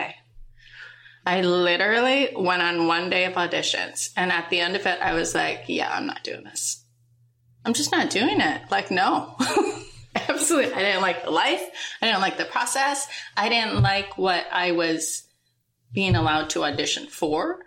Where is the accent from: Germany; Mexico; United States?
United States; Minnesota; we grew up in Minnesota